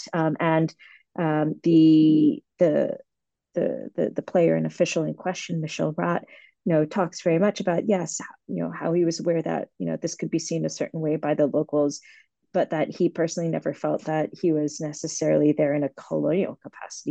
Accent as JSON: {"language": "English", "town": "Boston", "region": "Massachusetts", "country": "United States", "tie": "born or raised there", "said": "I grew up in Boston"}